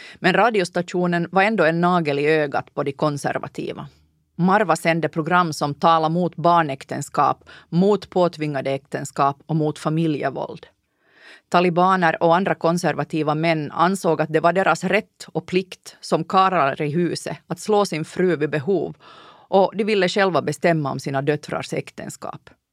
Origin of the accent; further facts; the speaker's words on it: Ostrobothnia, Finland; Landade i Månäs i Nykarleby